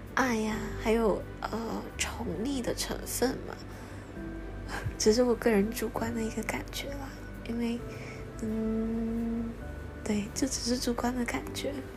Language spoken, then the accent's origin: Chinese; Malaysia; 他们都来马来西亚玩，到我的家乡来